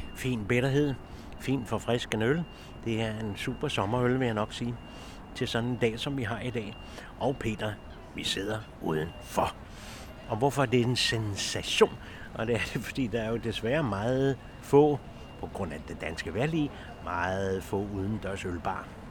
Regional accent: Copenhagen, Capital Region of Denmark, Denmark; jeg er født lige ved Carlsberg, og hele det der bryggeri miljø, det glemmer jeg jo aldrig nogensinde

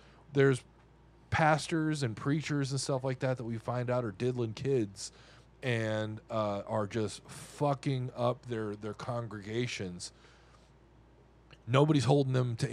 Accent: Arkansas, United States; I'm from Arkansas

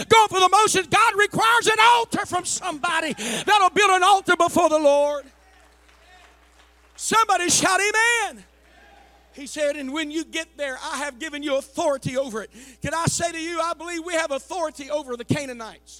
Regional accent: United States; I'm American

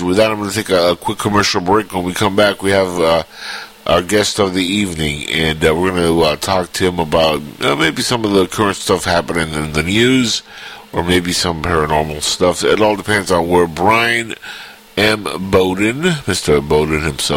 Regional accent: Cuba; now in United States; I'm from Cuba.

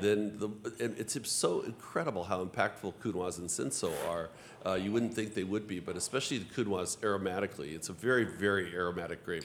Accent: Los Angeles, California, United States; also born or lived in Santa Barbara; I grew up in Los Angeles

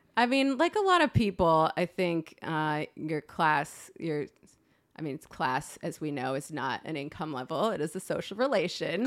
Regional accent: West Hartford, Connecticut, United States; I'm from West Hartford, Connecticut

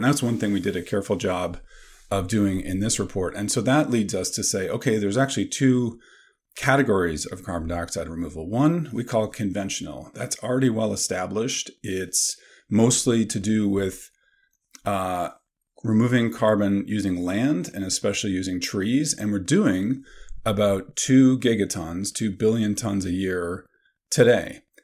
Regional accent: Canada; now in Madison, United States; I grew up in Canada

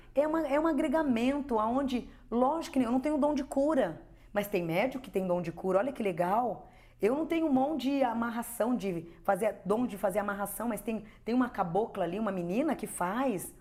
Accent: Mogi das Cruzes, São Paulo, Brazil; nunca saí daqui de casa, eu nunca saí de Mogi

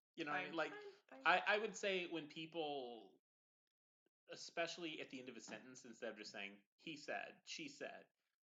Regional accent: St. Louis, Missouri, United States; I'm from St. Louis

